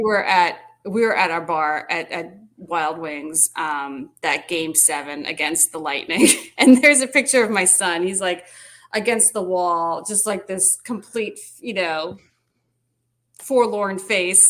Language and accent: English; Long Island, New York, United States; moved away as an adult; now in Winston-Salem, United States; I was born there. My parents, you know, everything.